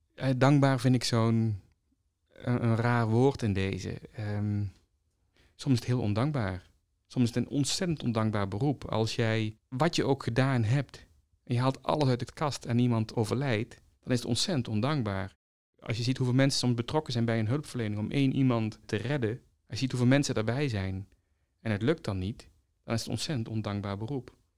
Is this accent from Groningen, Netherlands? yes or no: no; North Brabant, Netherlands; Als Brabander